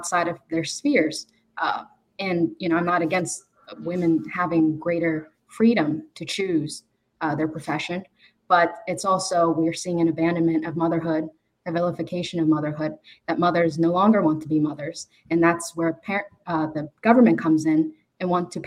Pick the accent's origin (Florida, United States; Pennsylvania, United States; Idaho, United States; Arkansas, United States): Pennsylvania, United States; Pittsburgh; I was raised in Pittsburgh